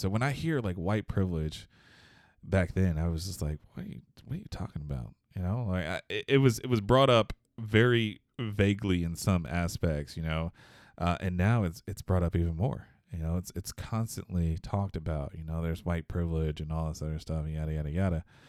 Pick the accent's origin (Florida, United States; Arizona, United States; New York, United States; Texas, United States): Texas, United States; Houston; moved away as an adult; now in Michigan, United States; Houston, I was born and raised in Houston